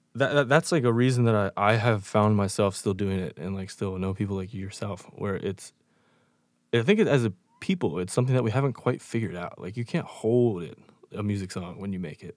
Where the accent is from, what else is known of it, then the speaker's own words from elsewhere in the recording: York, Pennsylvania, United States; now in Chicago, United States; I grew up in York, Pennsylvania, moved to Chicago